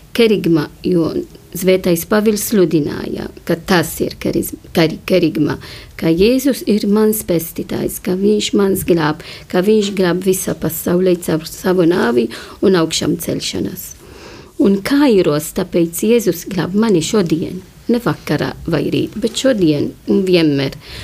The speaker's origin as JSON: {"language": "Latvian", "country": "Malta", "moved": "yes", "said": "es nāku no Maltas un Mal Maltā e, godina Zvēto pavilu, jo viņš atnesa mums ticību."}